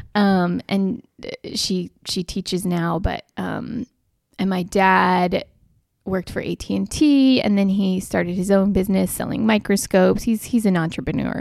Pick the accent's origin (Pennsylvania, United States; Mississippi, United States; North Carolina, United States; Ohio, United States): North Carolina, United States; moved away as an adult; also born or lived in Birmingham, Alabama / Florida; now in Atlanta, United States; I moved to North Carolina when I was eight and lived there through college